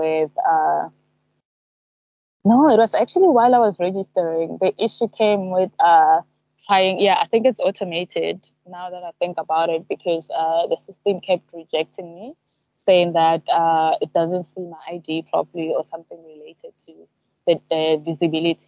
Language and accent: English; South Africa; now in Zanzibar, Tanzania; us in South Africa